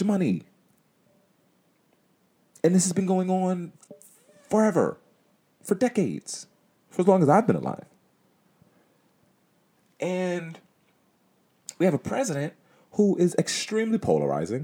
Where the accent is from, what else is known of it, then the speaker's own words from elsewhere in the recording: United States; as an American citizen, as somebody that has lived in the United States my whole life